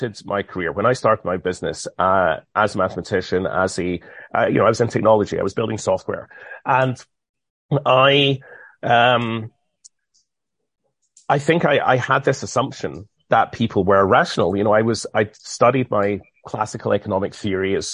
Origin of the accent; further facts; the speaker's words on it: United Kingdom; Being British